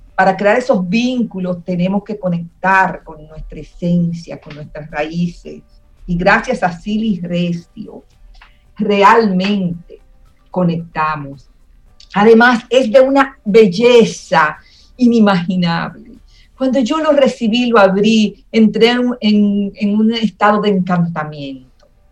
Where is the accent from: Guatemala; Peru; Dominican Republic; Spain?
Dominican Republic; como dominicanos